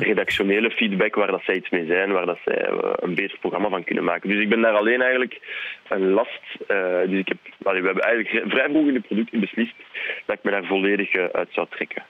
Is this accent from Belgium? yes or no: yes; Leuven area, Flanders, Belgium; first language French; Dutch is a second language; We komen allebei rond het, van het Leuvense